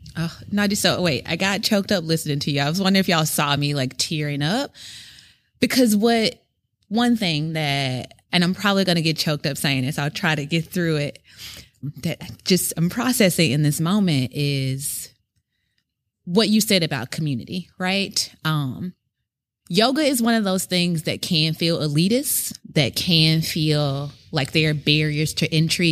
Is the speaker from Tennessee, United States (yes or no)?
yes; Memphis, Tennessee, United States; moved away as an adult; now in Brooklyn, United States; I'm from Memphis, Tennessee